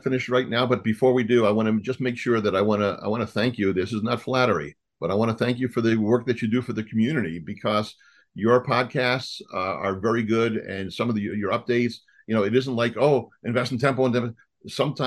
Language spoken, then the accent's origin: English; Israel; moved away; also born or lived in New York; I was born in New York and raised in Israel.